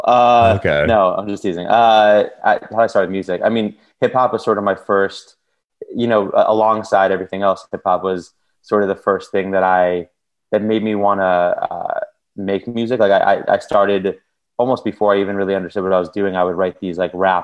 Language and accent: English; Long Island, New York, United States; now in Brooklyn, United States; I grew up in the suburbs outside of New York City, and I live in Brooklyn now